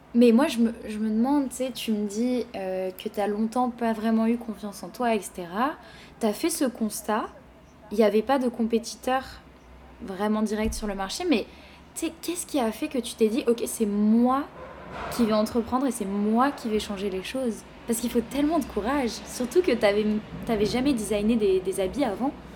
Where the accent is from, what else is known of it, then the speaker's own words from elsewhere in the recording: France; now in Montreal, Canada; je viens de France